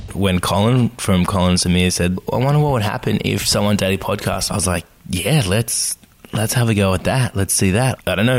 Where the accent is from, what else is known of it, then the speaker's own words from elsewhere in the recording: Australia; accent: Australian; I am Australian, as you might tell from the accent